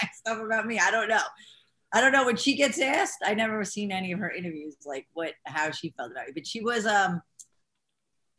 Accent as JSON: {"language": "English", "region": "New York", "country": "United States", "accent": "New York Italian American", "said": "I'm a New Yorker"}